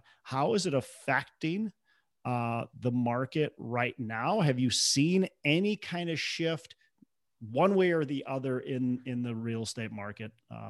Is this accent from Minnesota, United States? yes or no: yes; Minnesota, United States; and I'm from Minnesota and I'm searching in Tennessee